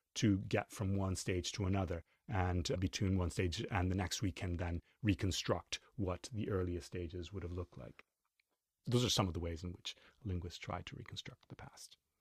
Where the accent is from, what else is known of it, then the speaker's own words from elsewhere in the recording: Chile; moved away as an adult; also born or lived in New York City; I grew up in Chile